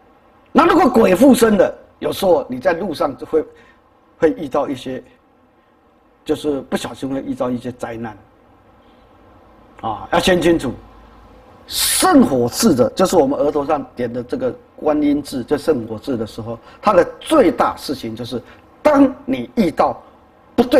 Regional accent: China; 所以，我们中国人道道教里面有一种说啊，要拿雨伞

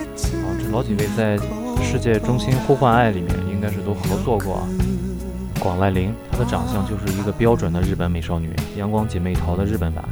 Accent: China; 我们中国人

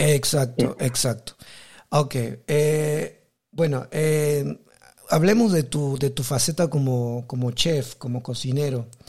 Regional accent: Peru; also born or lived in South Korea; now in Taiwan; yo soy de Perú, vivo en Taiwán

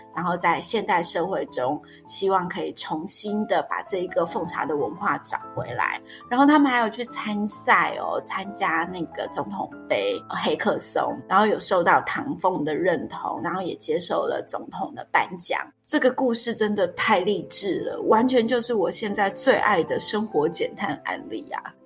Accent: Taiwan; 我们台湾人

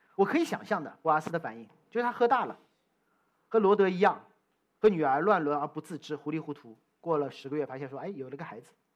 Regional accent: China; moved away; also born or lived in United States; 我从中国来

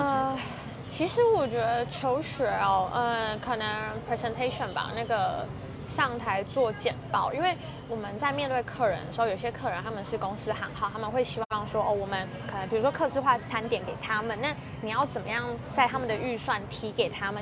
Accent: Kaohsiung, Taiwan; moved away as an adult; now in Taichung, Taiwan; 从小在高雄长大

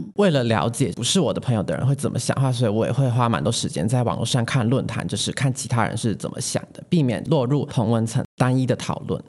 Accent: Taichung, Taiwan; 像我是嗯。台中人的话，那我就会特别关心大台中的选情，然后还有我居住的这个地区的议员候选人状况

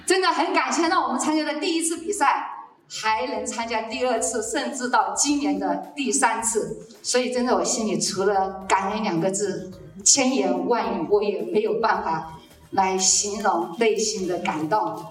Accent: Guilin, Guangxi, China; moved away as an adult; now in Taiwan; 我来自啊最美丽的广西桂林

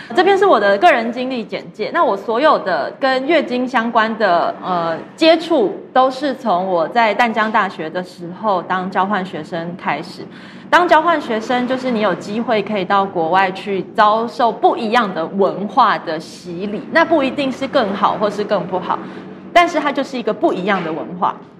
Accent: Taiwan; moved away as an adult; also born or lived in United States; 我是一个台湾长大的女生

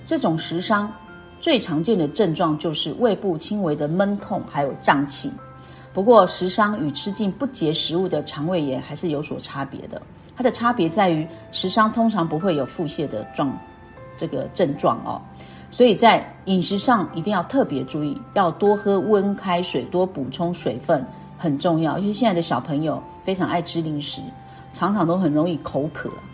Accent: Keelung, Taiwan; moved away; 像我呢是基隆人呐

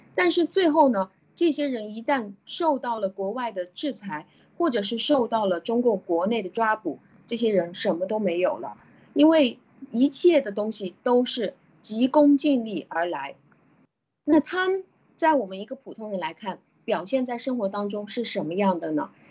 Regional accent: China; 我们中国人是，和其他的国家比起来，是会很容易看得到我们的贪的

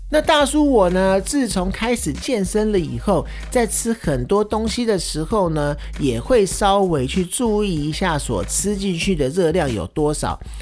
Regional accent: Taiwan; 身为台湾人

